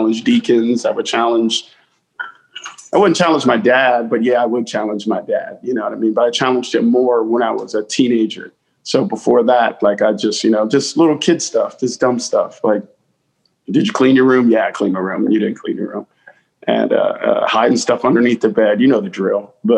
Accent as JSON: {"language": "English", "town": "New Bern", "region": "North Carolina", "country": "United States", "tie": "born or raised there", "said": "I grew up in rural New Bern, North Carolina. I was born in New Bern."}